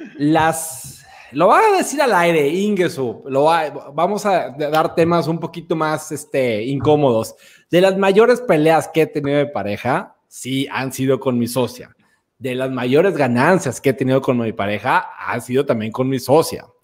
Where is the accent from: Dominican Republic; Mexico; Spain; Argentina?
Dominican Republic; Yo soy de República Dominicana